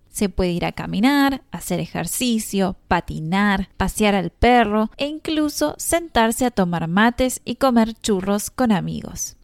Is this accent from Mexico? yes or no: no; Mar del Plata, Buenos Aires Province, Argentina; mi ciudad natal, Mar del Plata